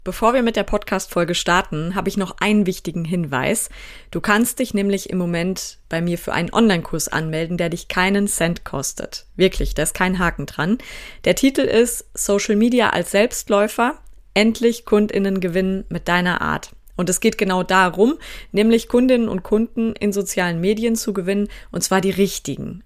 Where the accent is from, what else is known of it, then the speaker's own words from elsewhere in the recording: North Rhine-Westphalia, Germany; ich aus Westfalen